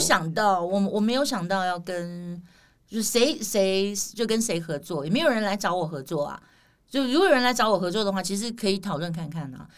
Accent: Taiwan; accent: Taiwanese flavour (台湾味儿); 我们台湾人

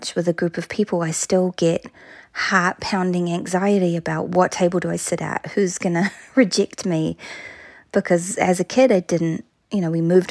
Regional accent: New Plymouth, Taranaki, New Zealand; I grew up in a town called New Plymouth in a province called Taranaki

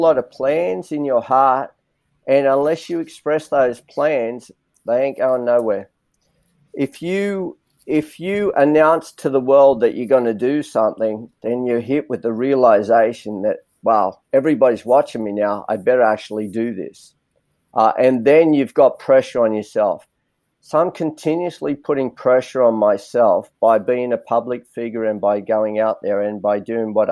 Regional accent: Granville, New South Wales, Australia; Even though I grew up in Granville, I go, I'm Australian.

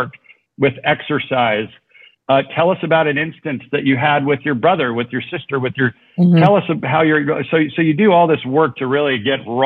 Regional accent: Southern California, United States; moved away as an adult; also born or lived in Orange County, California; now in Mexico; we're both from Southern California. I now live in Mexico, but I was living in Orange County

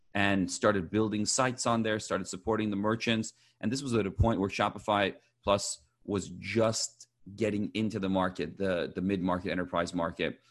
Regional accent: Champaign, Illinois, United States; also born or lived in Iran; now in Southern California, United States; I was born in Iran, moved to the U S, uh, when I was six years old, uh, with my family, and grew up in, uh, Illinois, in Champaign, Illinois, college town

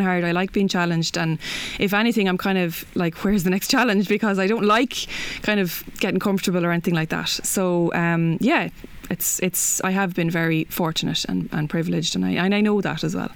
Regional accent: Kilkenny, Leinster, Ireland; now in Dublin, Ireland; I'm from Kilkenny

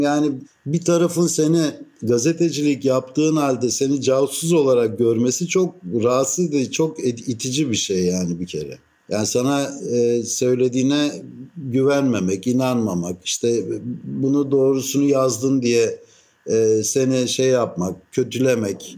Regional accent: Istanbul, Turkey; now in Athens, Greece; ben İstanbullu bir Rum'um

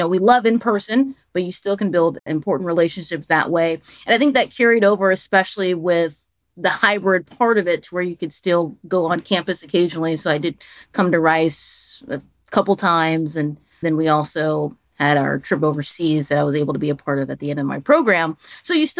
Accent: Dallas, Texas, United States; also born or lived in Albuquerque, New Mexico; now in Washington, D.C., United States; I'm a Texan. So for those who don't know, I'm from Dallas, Texas.

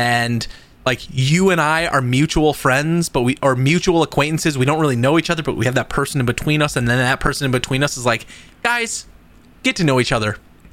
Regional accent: St. Paul, Minnesota, United States; So I grew up in just outside of St. Paul, like the city proper. So it's all rectilinear.

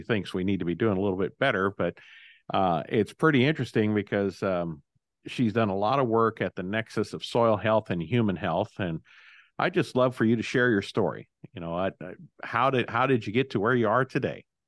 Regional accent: Illinois, United States; my home state of Illinois

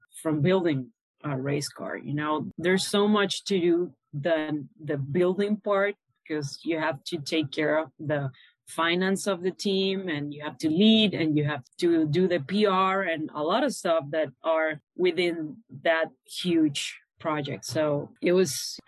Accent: Caracas, Capital District, Venezuela; moved away as an adult; now in Panama; So I was born and raised in Venezuela, in Caracas, the capital city.

